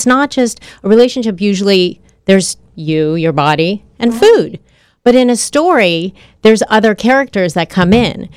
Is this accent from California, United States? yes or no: yes; Southern California, United States; I grew up in Southern California